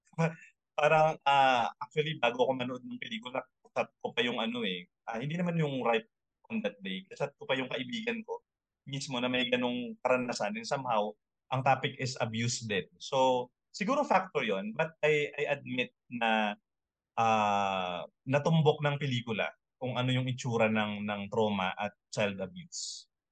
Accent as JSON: {"language": "Tagalog", "area": "Ilocano", "region": "Ilocos Region", "country": "Philippines", "said": "Ilocano kasi ako"}